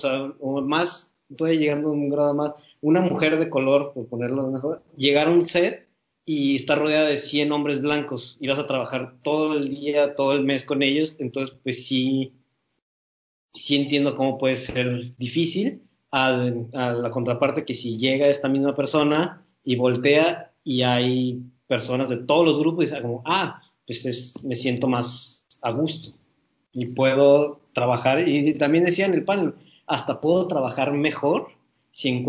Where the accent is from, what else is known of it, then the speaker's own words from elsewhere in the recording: United States; yo soy, soy estadounidense, pero mi papá sigue siendo, o sea, mi papá sí es latino, que nació en, un país de Latinoamérica